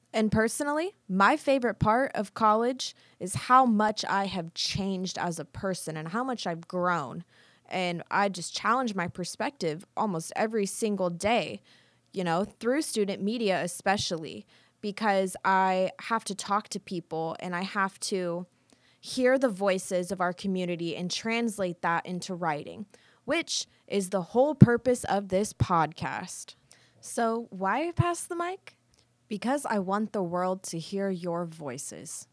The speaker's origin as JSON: {"language": "English", "town": "Plainville", "region": "Kansas", "country": "United States", "tie": "born or raised there", "moved": "as an adult", "lives_now": "Topeka, United States", "said": "I am from small town Kansas. I'm from Plainville."}